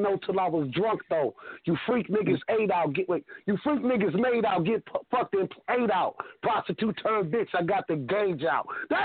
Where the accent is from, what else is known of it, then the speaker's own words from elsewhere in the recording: Flint, Michigan, United States; I'm from Michigan, too. I'm from Flint, Michigan.